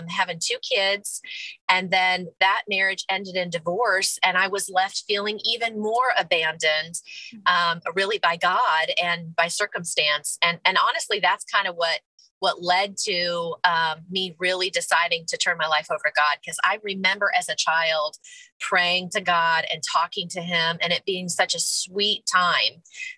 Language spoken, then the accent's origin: English; Clarksville, Tennessee, United States; but we're from Clarksville area. My husband and I both are Army brats whose dad's retired here. So this is definitely home for us.